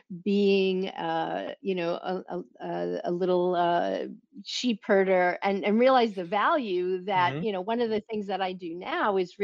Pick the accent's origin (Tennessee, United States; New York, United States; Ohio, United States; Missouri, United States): New York, United States; New York City; also born or lived in Southern Italy; my family located to this area of Brooklyn when I was 5 years old